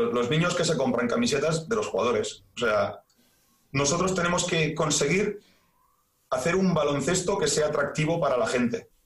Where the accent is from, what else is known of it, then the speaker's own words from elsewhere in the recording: Badalona, Catalonia, Spain; yo soy de Badalona